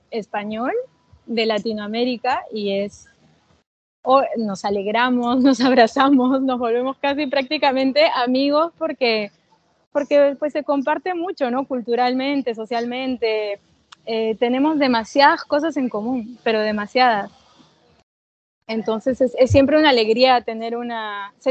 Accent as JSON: {"language": "Spanish", "country": "Peru", "said": "porque justamente se extraña, extraño casa, ¿no? Extraño Perú"}